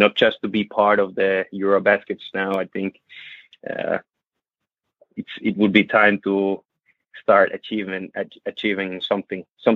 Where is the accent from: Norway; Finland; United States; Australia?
Finland; moved away as an adult; now in Tenerife, Spain; we're living away from Finland.